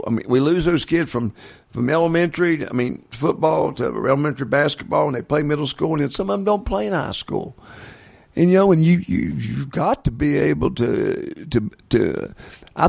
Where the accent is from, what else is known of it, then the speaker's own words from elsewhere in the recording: West Virginia, United States; when I was growing up in West Virginia, our grade schools played against each other